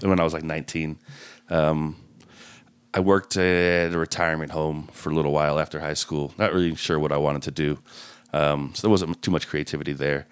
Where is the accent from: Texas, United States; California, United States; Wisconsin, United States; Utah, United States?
Utah, United States; Layton; I grew up in Layton